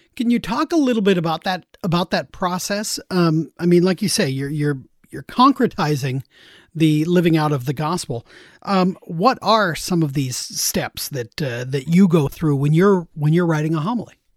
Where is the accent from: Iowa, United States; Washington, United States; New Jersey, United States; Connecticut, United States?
Washington, United States; Seattle; I grew up there in Seattle